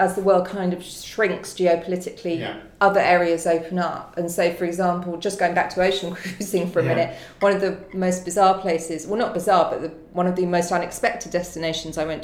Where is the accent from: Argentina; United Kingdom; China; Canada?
United Kingdom; London; I'm a Londoner.